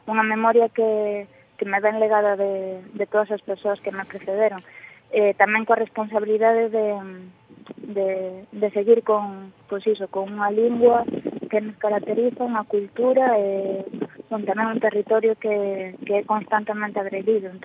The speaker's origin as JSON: {"language": "Galician", "region": "Galicia", "country": "Spain"}